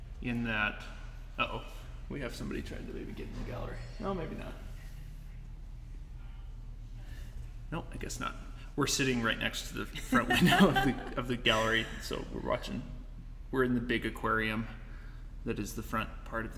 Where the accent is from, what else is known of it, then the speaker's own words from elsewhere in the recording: United States; growing up in America